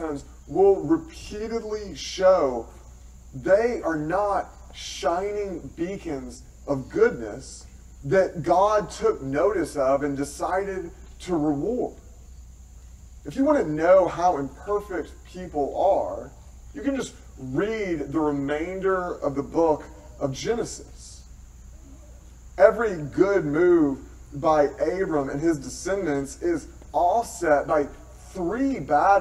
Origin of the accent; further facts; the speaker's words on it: Tennessee, United States; moved away; I am from Tennessee